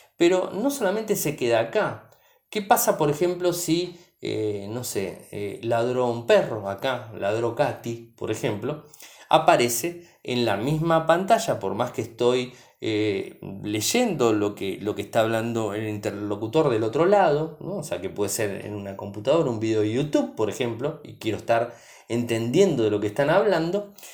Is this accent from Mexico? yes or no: no; Argentina; soy de Argentina